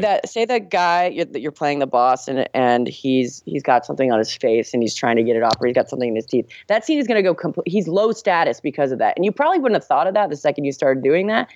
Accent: Miami, Florida, United States; I am from the 305 where … is from, Miami, Florida.

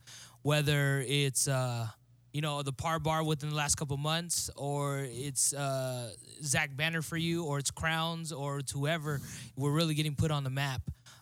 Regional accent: California, United States; I'm from California.

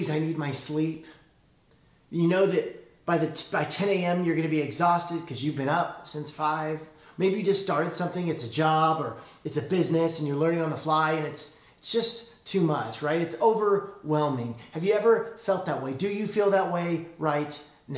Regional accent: Illinois, United States; now in California, United States; When I was a kid, I grew up in Illinois

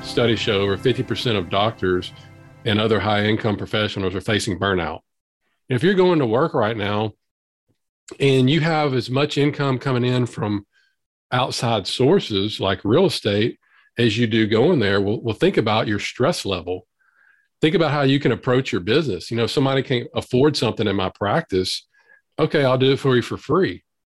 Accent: Southern US, United States; accent: Southern drawl; born and raised in the South.

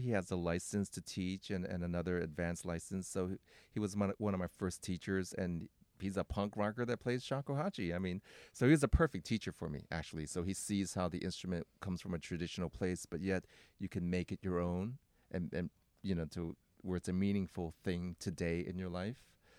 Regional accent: Oakland, California, United States; You know, but I mean, I'm from Oakland. Okay, so.

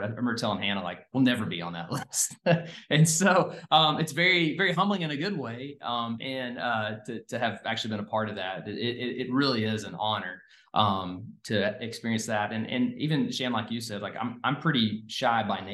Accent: Cookeville, Tennessee, United States; I'm born and raised in Cookeville.

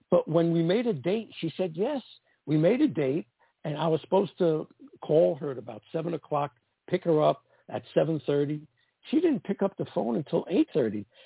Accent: East Coast, United States; I came from the East Coast where I was the old-fashioned pursuer, the aggressive one, ask a girl out, that didn't work out in LA and it shocked me.

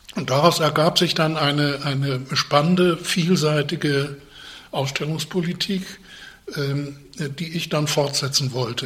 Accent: Northern Germany, Germany; ich war ein Norddeutscher

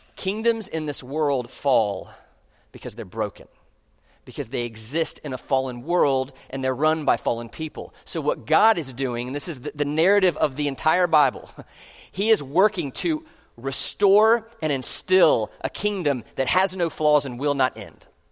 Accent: United States; I'm an American

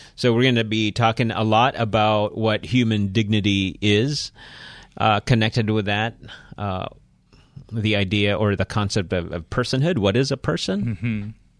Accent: Philippines; So, I'm Filipino here.

